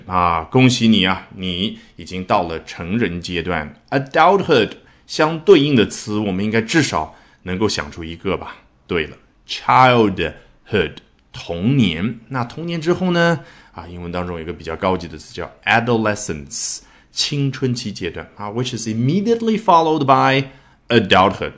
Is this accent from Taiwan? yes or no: no; China; 我们中国人